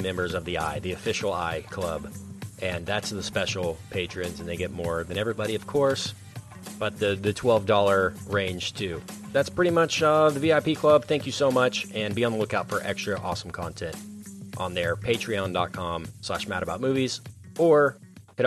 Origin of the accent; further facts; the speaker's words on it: Texas, United States; we're from Texas